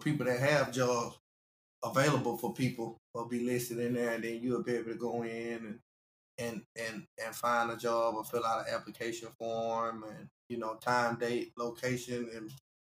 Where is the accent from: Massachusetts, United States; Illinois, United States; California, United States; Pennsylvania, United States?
Illinois, United States; Chicago; I really appreciate my hometown. Chicago was a big influence on it. Like, Chicago really stood up. My hometown really stood up.